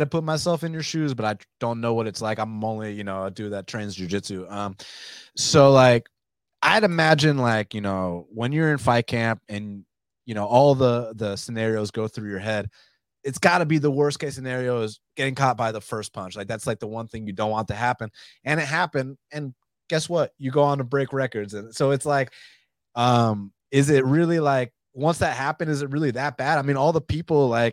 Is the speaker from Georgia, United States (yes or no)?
yes; Atlanta, Georgia, United States; I'm from Atlanta